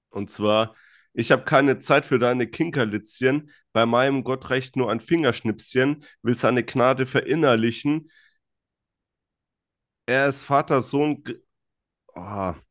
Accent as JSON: {"language": "German", "country": "Greece", "said": "Ja, also ich bin ein Grieche"}